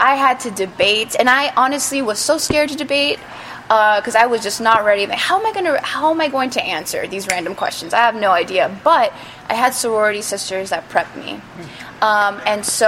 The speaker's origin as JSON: {"language": "English", "town": "Miami", "region": "Florida", "country": "United States", "tie": "born or raised there", "also_born_or_lived": "Italy", "said": "I was born in Italy, and I was raised in Miami, Florida"}